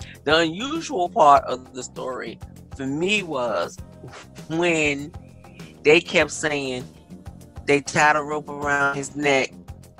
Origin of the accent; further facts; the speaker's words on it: New York City, New York, United States; I'm from New York City